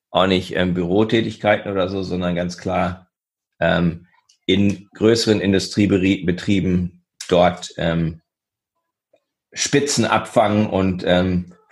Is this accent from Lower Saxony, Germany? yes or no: yes; Göttingen, Lower Saxony, Germany; Göttingen ist meine Heimatstadt